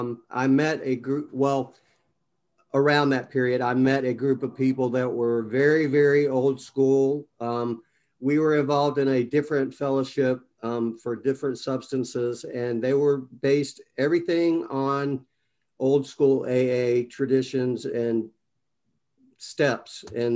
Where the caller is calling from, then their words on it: Destin, Florida, United States; also born or lived in Atlanta; I'm actually in Destin, Florida right now, and I kind of bounce back and forth between here and Atlanta.